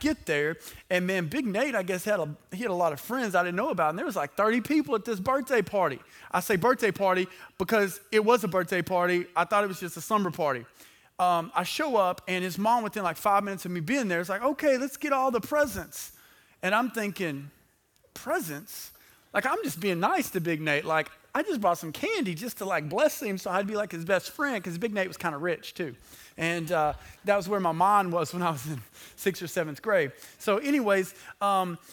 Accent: Hooks, Texas, United States; I'm from Hooks

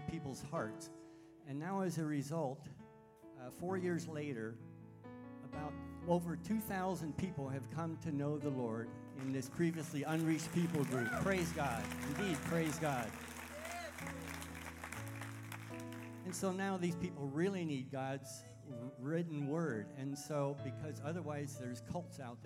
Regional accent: Pennsylvania, United States; moved away as an adult; also born or lived in Sudan / Indonesia / Thailand / southwest China; now in China; I grew up in Pennsylvania

